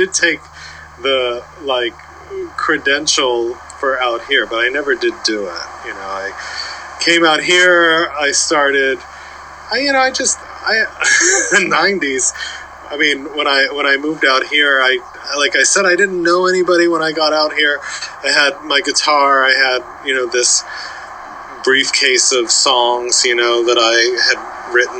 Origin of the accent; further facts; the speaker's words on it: New Castle, Delaware, United States; now in Los Angeles, United States; I grew up in Newcastle, Delaware.